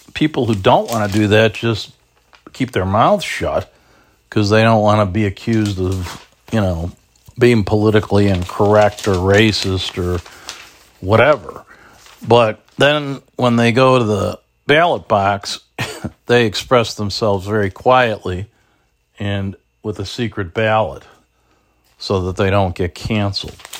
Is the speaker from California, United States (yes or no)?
no; Chicago, Illinois, United States; I'm not even from Bridgeport, but I am from South Shore. You know, I always say to people up here, you know, you gotta remember, when I'm in Lincoln Park, you gotta remember I'm from the South Side